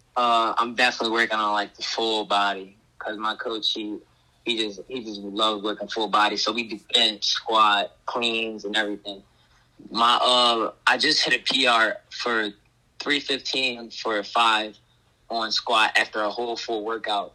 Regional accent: Philadelphia, Pennsylvania, United States; I grew up in the Philadelphia area, but I lived in the county for like six years

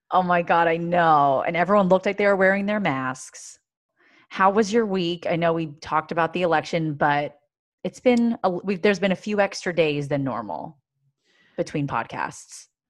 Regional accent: Pennsylvania, United States; moved away; I'm from Pennsylvania

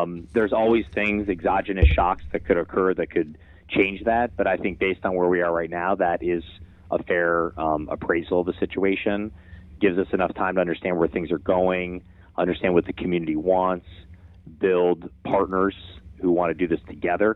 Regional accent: Cleveland, Ohio, United States; moved away; growing up in Cleveland, Ohio

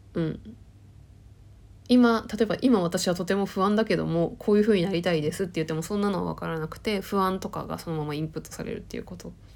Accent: Tohoku, Akita, Japan; moved away; 自分も、だって東北生まれで、秋田、田舎のさ、生まれててさ

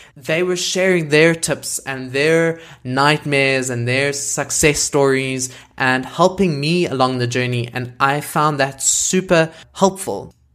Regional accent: South Africa; I am a South African content creator

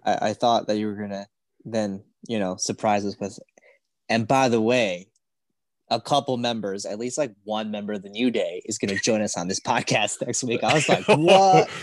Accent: Chicago, Illinois, United States; we're from Chicago

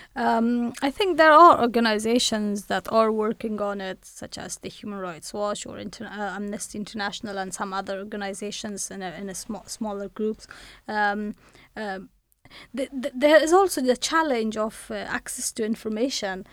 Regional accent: Afghanistan; moved away as an adult; now in United Kingdom; I was born in Afghanistan. I studied in Afghanistan and, uh, I worked in Afghanistan

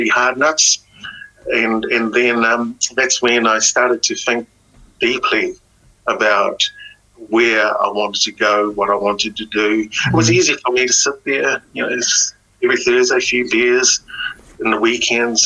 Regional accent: New Zealand; English is a second language; we're Kiwi, we're Pacific Kiwis, we're Kiwis

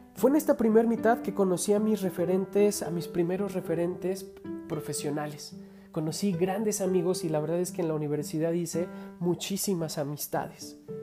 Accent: Mexico

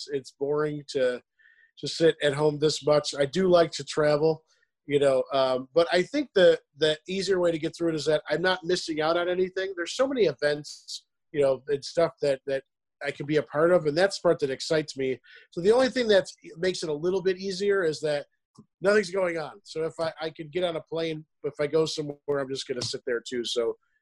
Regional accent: New York, United States; also born or lived in Charlotte; now in Lynchburg, United States; I'm from New York and I'm living in Virginia right now

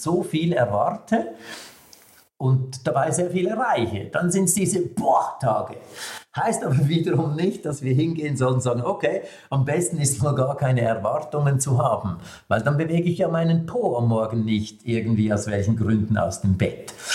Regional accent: Switzerland; als Schweizer

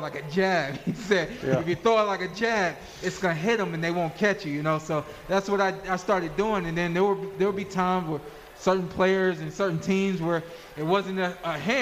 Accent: United States; I am an American. I think that I'm proud of where I live and where I'm from

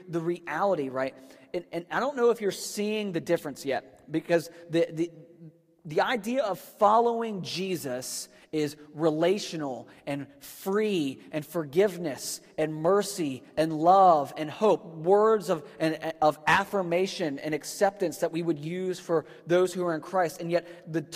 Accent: Northern Virginia, United States; moved away; I grew up in Virginia, and so we were like the top part of the buckle on the Bible Belt. And I was in Northern Virginia

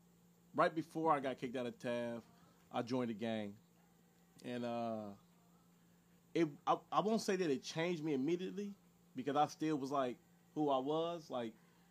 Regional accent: Los Angeles, California, United States; Growing up in South Central

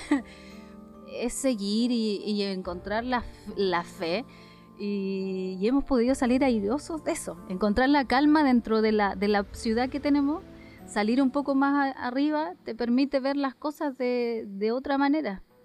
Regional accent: Tarapacá, Chile; Las fiestas que tenemos acá en el norte

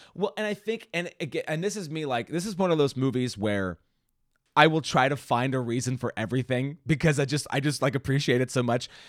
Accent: Washington, United States; also born or lived in Indiana; I grew up here in Washington

